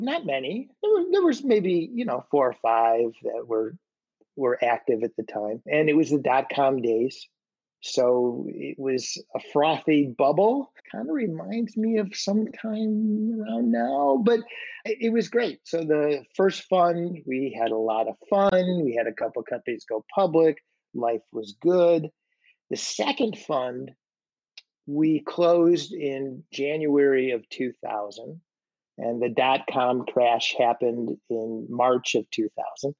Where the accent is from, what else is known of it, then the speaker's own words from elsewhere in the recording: Chicago, Illinois, United States; I loved growing up there